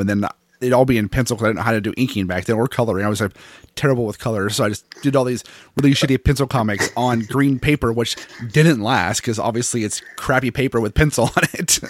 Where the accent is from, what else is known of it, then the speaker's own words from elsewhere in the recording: Seattle, Washington, United States; I'm from Seattle, so I don't like hot weather at all